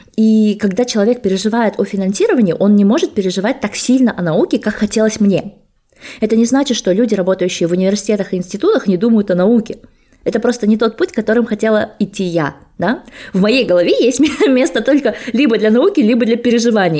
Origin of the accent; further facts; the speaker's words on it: Almaty, Kazakhstan; moved away as an adult; also born or lived in Sweden; Я сама родом из Алматы, и э, бакалавры, и магистратуру я получала в своем родном городе